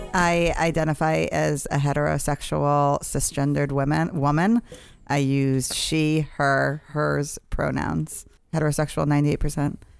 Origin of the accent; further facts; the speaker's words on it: Boston, Massachusetts, United States; I grew up in Boston